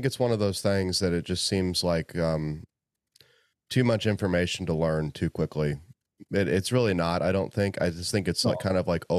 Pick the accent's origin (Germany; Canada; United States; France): United States; Indiana; one of my most favorite people is in my home state and on the way home to see my parents. So, you know, Indiana.